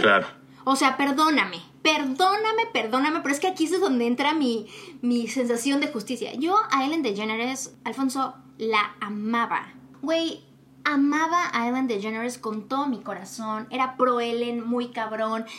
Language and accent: Spanish; Mexico; nosotros como latinos, eh, mexicanos, nosotros en México